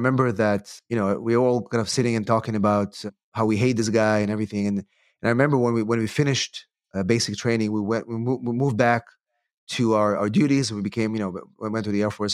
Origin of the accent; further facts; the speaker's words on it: Israel; moved away as an adult; also born or lived in England; now in United States; I'm originally from Israel, actually. I came to the United States to, uh, to go to law school